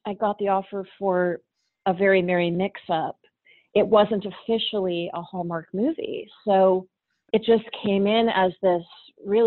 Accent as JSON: {"language": "English", "town": "Worcester", "region": "Massachusetts", "country": "United States", "tie": "born or raised there", "moved": "yes", "said": "I grew up in Worcester, Massachusetts"}